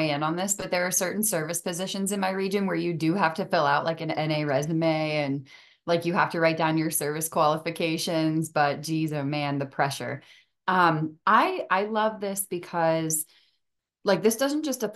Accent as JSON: {"language": "English", "region": "the North", "country": "United States", "said": "I'm from the North"}